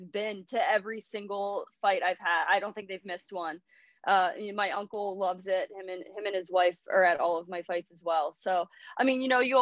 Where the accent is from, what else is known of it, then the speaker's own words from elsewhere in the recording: Cleona, Pennsylvania, United States; I grew up in a really small town. It's actually called Cleona in Pennsylvania